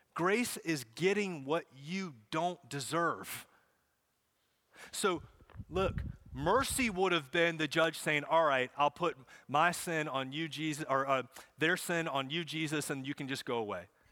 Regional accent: Charlotte, North Carolina, United States; I grew up in Charlotte, so I grew up watching races, going to races

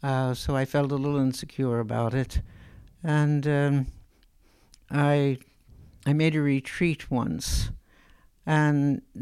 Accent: New York, United States; born there; When I said I was born in New York, they could relate

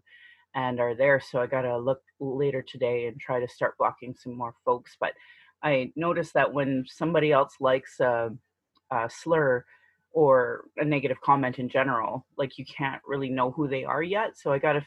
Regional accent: Sylvan Lake, Alberta, Canada; now in Calgary, Canada; I grew up in Sylvan Lake

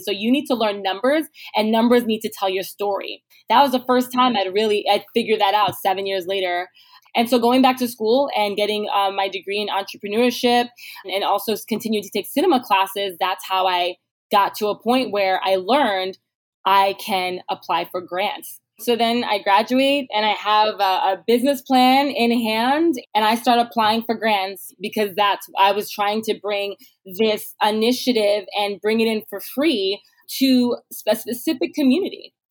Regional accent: New York City, New York, United States; in Canarsie, Brooklyn. This is where I grew up

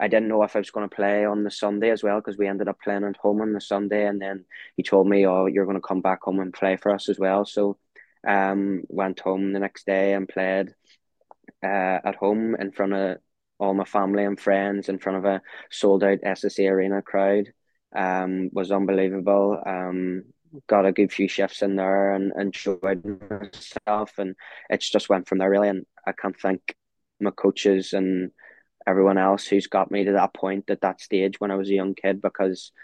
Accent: Belfast, Northern Ireland, United Kingdom; my hometown team

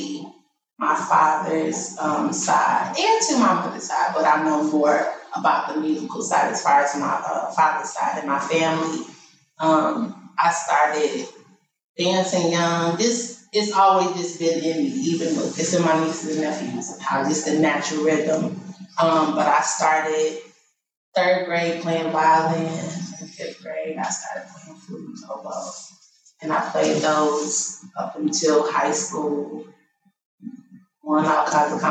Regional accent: Michigan, United States; moved away as an adult; now in Baltimore, United States; I was born and raised. I'm from Michigan

